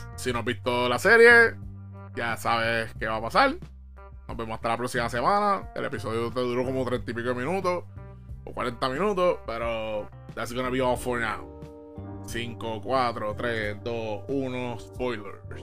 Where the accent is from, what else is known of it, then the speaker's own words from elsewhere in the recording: Puerto Rico; yo como buen puertorriqueño